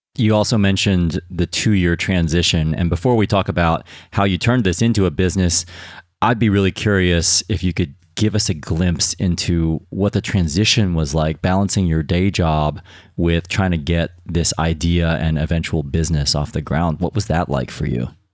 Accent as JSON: {"language": "English", "country": "United States", "moved": "yes", "lives_now": "United Kingdom", "said": "as an American"}